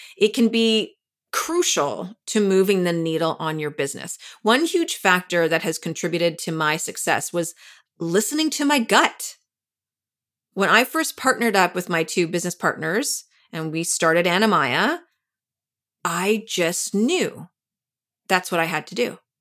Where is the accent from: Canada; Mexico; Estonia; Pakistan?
Canada; now in New York, United States; I'm from Canada